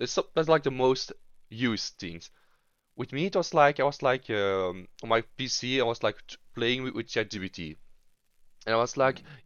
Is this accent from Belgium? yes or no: yes; Belgium; I am from Belgium